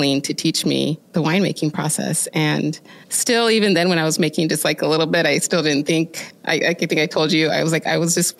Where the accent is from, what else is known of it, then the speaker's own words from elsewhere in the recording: Oregon, United States; growing up in Oregon